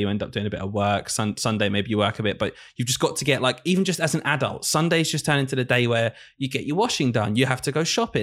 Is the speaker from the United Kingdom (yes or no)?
yes; the north of England, United Kingdom; accent: Northern; moved away; I'm from the north of the country